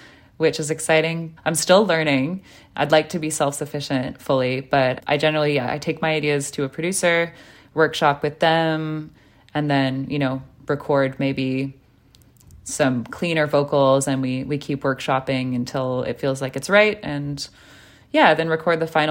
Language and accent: English; Vancouver, British Columbia, Canada; now in Montreal, Canada; growing up in Vancouver, the Francophone community is pretty small